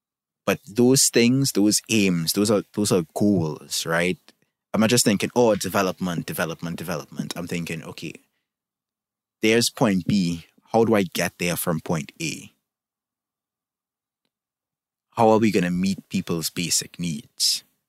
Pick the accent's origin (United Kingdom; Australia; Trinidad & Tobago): Trinidad & Tobago; I can look at my own country. I'm from Trinidad and Tobago, for those who don't know